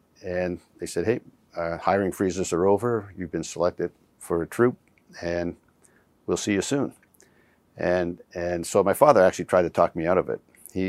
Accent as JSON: {"language": "English", "region": "Nova Scotia", "country": "Canada", "tie": "born or raised there", "also_born_or_lived": "Alberta / Germany", "said": "So I was born in Nova Scotia, but then lived on bases in Alberta and Germany. But for my formative years, I grew up in Nova Scotia."}